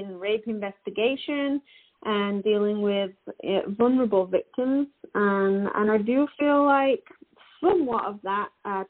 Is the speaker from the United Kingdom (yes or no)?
yes; Yorkshire and the Humber, United Kingdom; moved away as an adult; now in Canada; obviously from my accent, you can tell that I am not an Albertan, but I do live in Alberta and have done for the past 10 years. My hubby and I moved here from West Yorkshire in England